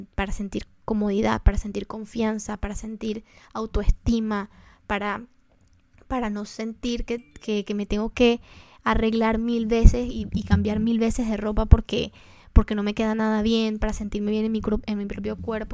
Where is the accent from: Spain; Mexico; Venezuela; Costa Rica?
Venezuela; nosotros somos de Venezuela y en Venezuela se acostumbra, eso es una tradición muy bonita que tenemos